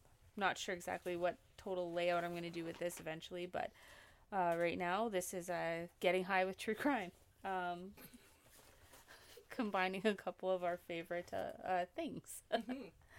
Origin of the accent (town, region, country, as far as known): Valleyview, Alberta, Canada; born or raised there; moved away